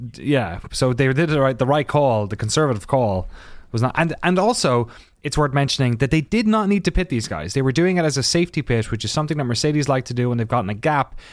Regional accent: Ireland; as an Irish person

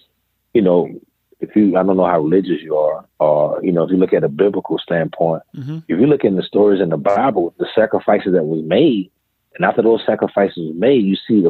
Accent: Greenville, South Carolina, United States; born or raised there

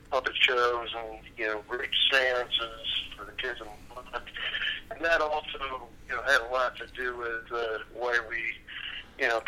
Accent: Long Beach, California, United States; Um, that we grew up in Long Beach, California uh, you know, which is just uh, a little south and uh, west of Los Angeles.

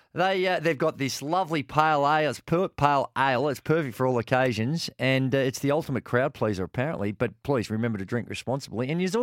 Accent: Port Melbourne, Victoria, Australia; Oh, well, I grew up in Port Melbourne and the boys there. If you didn't know rhyming slang, you're cooked.

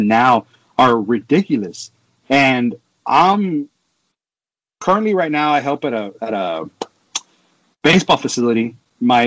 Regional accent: Texas, United States; I'm from Texas. Texas is all about high school football. It was it's a normal thing down here

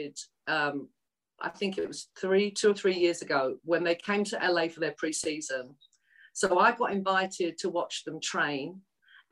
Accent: London, United Kingdom; accent: Cockney; moved away as an adult; also born or lived in East End, London / Los Angeles, United States; Although I was raised in North London, I'm actually a true Cockney because I was born in the East End, within the sound of the Bow Bells

